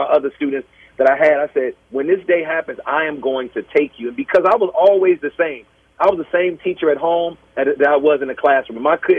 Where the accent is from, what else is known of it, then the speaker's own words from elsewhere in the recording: Chicago, Illinois, United States; moved away as an adult; also born or lived in Grambling, Louisiana; now in Baltimore, United States; I grew up as a kid, you know, grew up around the Nation of Islam, growing up in Chicago.